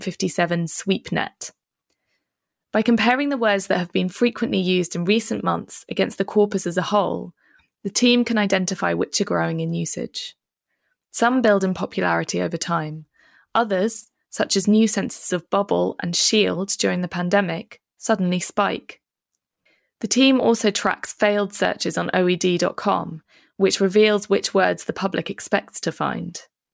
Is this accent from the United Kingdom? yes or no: no; Philippines; born there; I think there were more people in the town where I was born in the Philippines.